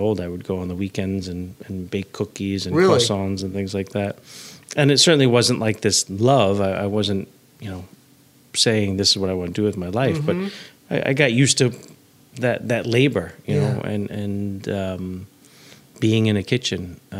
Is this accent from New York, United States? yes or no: yes; New York City, New York, United States; I grew up on the Upper West Side